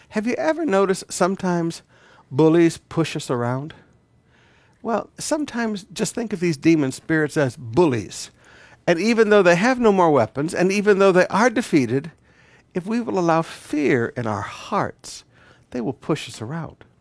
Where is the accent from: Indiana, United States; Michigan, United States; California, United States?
Michigan, United States; Flint and Detroit; moved away; As a young boy growing up, I grew up in the Black White Riots in the nineteen sixties in Flint and Detroit.